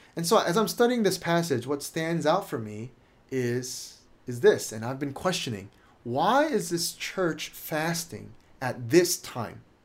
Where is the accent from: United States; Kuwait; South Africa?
United States; a Korean American married to a Chinese Indonesian